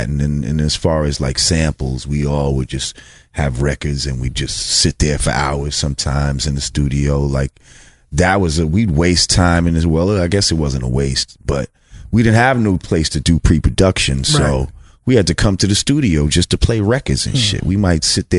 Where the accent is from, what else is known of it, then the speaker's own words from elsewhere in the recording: New Rochelle, New York, United States; where we grew up at in Marichelle